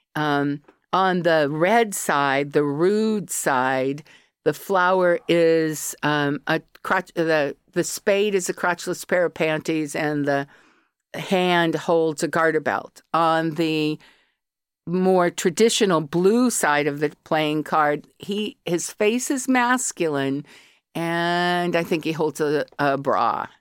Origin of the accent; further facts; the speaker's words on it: Colorado, United States; accent: yank; moved away as an adult; also born or lived in California; now in Ireland; I was born in California, but by the time I was four, I lived in Colorado. And I've been in Ireland twenty years